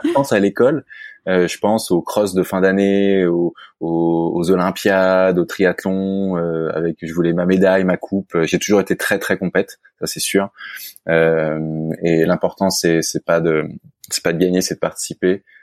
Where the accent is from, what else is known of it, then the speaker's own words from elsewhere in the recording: Versailles, Île-de-France, France; je suis né à Versailles, euh, Yvelines, euh, et euh, j'ai grandi à Versailles également.